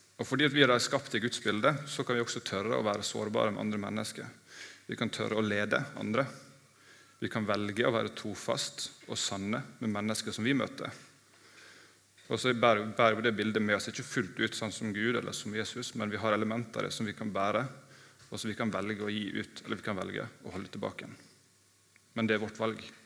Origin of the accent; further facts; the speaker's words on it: Ålesund, Møre og Romsdal, Norway; now in Mandal, Norway; i Ålesund, der jeg kommer fra